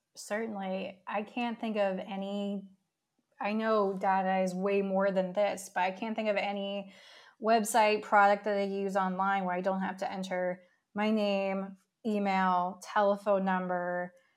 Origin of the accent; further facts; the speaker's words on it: New York City, New York, United States; as a New Yorker myself